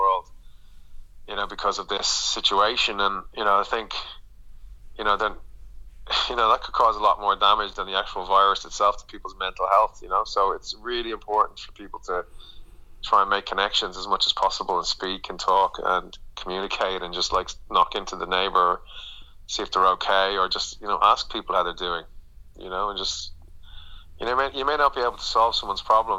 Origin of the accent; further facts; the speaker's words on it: Dublin, Leinster, Ireland; now in London, United Kingdom; as an Irish person, as someone from Dublin